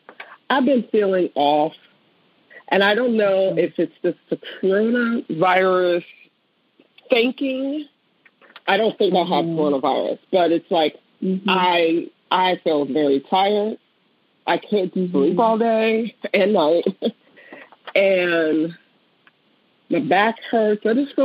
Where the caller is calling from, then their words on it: Davisburg, Maryland, United States; I'm calling from Davisburg, Maryland.